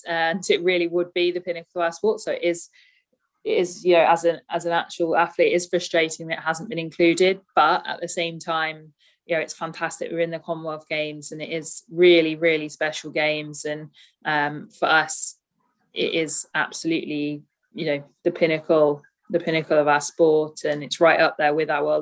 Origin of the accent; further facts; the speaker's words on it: Birmingham, West Midlands, United Kingdom; Born and bred in Birmingham, always lived in the West Midlands